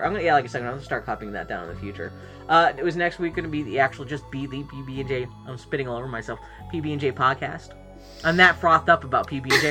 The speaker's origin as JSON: {"language": "English", "town": "Pittsburgh", "region": "Pennsylvania", "country": "United States", "tie": "born or raised there", "also_born_or_lived": "Philadelphia", "moved": "yes", "said": "even growing up in Pittsburgh and in Pennsylvania, like and even in being in Philadelphia"}